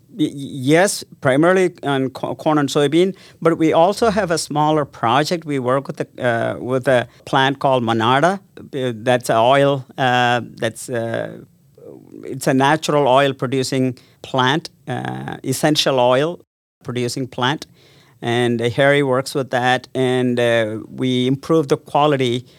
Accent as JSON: {"language": "English", "region": "South India", "country": "India", "tie": "born or raised there", "also_born_or_lived": "Las Cruces, New Mexico, United States", "moved": "as an adult", "lives_now": "Ames, United States", "said": "I grew up in South India"}